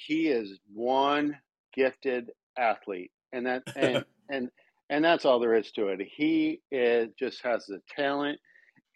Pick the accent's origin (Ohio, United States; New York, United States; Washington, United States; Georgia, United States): New York, United States; Lake George; moved away as an adult; also born or lived in Greeley, Colorado; I grew up in New York, in Lake George, New York